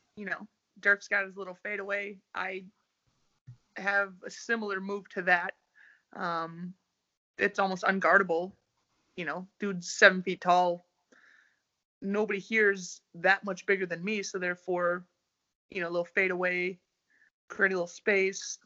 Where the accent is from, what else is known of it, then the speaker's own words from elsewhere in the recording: United States; moved away as an adult; also born or lived in Russia / Italy; now in Sweden; I'm American